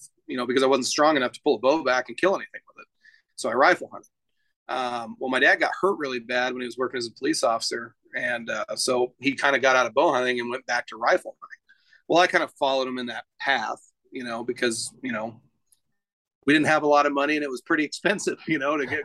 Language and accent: English; Klamath Falls, Oregon, United States; also born or lived in Keno, Oregon; now in Boise, United States; I grew up in Southern Oregon, in a town called Klamath Falls, and a little tiny town outside of Klamath called Keno, Oregon